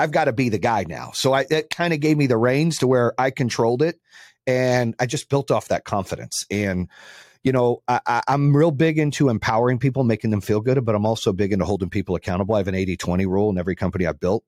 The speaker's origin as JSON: {"language": "English", "town": "Phoenix", "region": "Arizona", "country": "United States", "tie": "born or raised there", "also_born_or_lived": "Birmingham, Michigan", "moved": "yes", "lives_now": "Charlotte, United States", "said": "I grew up in Phoenix and then I lived in Charlotte for a long time"}